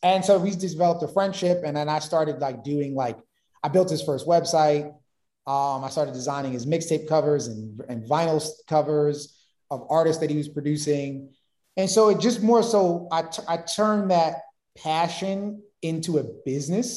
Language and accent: English; New York City, New York, United States; I'm from Brooklyn, in Bed-Stuy